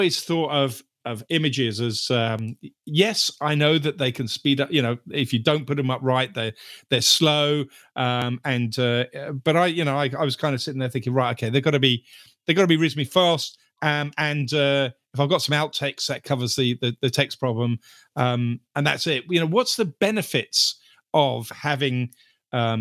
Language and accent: English; United Kingdom; as a Brit